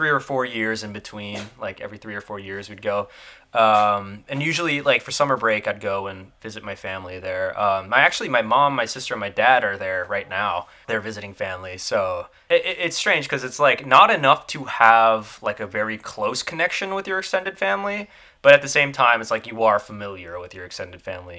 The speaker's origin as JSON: {"language": "English", "region": "Florida", "country": "United States", "tie": "born or raised there", "accent": "Southern twang", "said": "growing up in Florida, which is like one of the best places you could go and fish"}